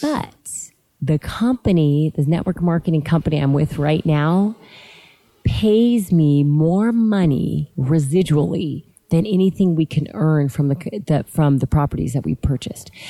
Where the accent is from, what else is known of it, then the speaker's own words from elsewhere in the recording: Lancaster, California, United States; I'm from Southern California. I grew up in a little tiny city called Lancaster, mm, California